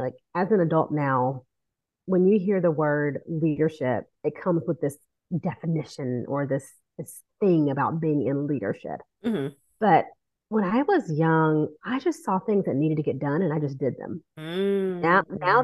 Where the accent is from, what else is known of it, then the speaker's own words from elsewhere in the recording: Metter, Georgia, United States; now in Metro Atlanta, United States; I am a Coastal Empire girl, Georgia native through and through. So I was born in a small town right outside of Savannah called Metter, Georgia. And I was born and raised in the Coastal Empire area.